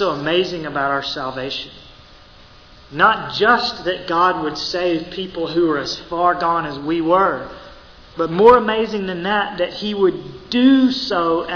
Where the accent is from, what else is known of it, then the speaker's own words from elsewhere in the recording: Mississippi, United States; I'm from Mississippi